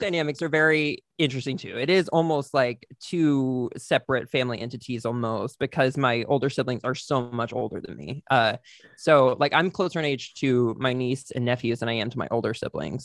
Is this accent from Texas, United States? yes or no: yes; White Settlement, Texas, United States; moved away; also born or lived in Oklahoma City; I'm from Texas, from a small town in Texas